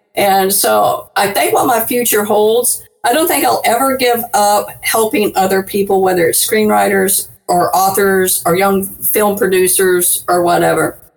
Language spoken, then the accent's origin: English; New Orleans, Louisiana, United States; I live, I'm from New Orleans